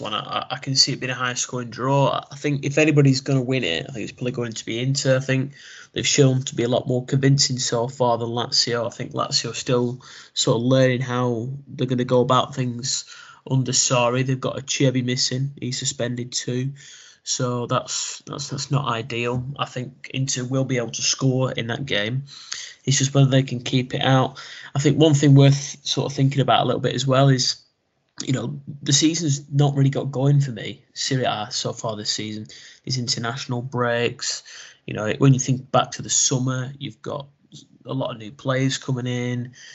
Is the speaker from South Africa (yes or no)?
no; England, United Kingdom; as an English football fan